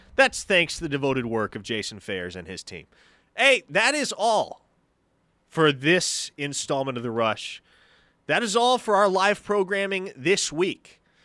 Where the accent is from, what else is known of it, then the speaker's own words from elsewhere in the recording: Omaha, Nebraska, United States; moved away; I am from Omaha originally